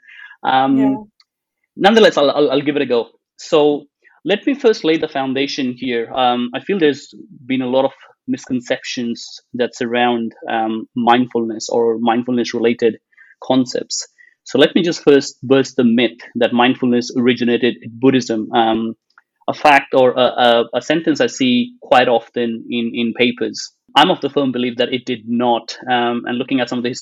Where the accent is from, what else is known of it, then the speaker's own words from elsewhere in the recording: India; I've grown up in a predominantly Hindu household background environment, being born and bred in India.